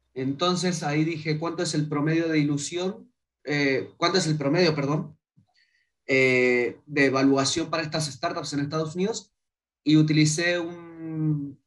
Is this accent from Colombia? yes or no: no; Mendoza, Argentina; moved away as an adult; now in Chile; venimos de Mendoza. Eh, no es ni la ciudad, no es ciudad capital de Argentina. Entonces vos decís, soy de Mendoza.